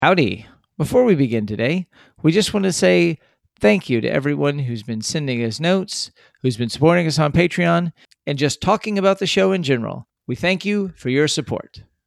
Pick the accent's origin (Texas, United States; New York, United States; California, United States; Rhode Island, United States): Texas, United States; born and raised in the Lone Star State